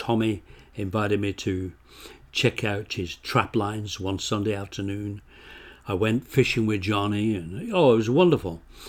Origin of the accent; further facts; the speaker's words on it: England, United Kingdom; moved away as an adult; now in Canada; I came from England, yeah.